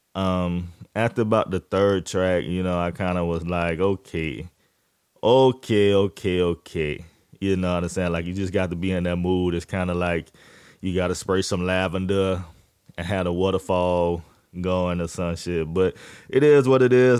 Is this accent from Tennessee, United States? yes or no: no; Jacksonville, Florida, United States; I'm from, I'm from Florida, Duval County, Jacksonville